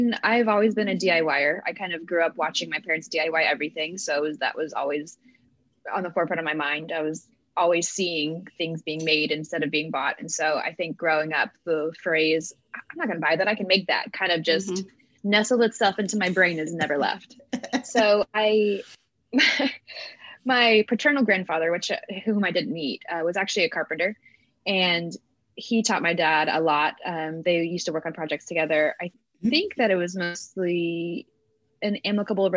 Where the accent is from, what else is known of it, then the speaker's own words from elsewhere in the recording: Chesapeake, Virginia, United States; also born or lived in Rhode Island; I grew up in Hampton Road. So Virginia Beach is about 20 minutes from where I grew up in Chesapeake. And so I was actually born in Rhode Island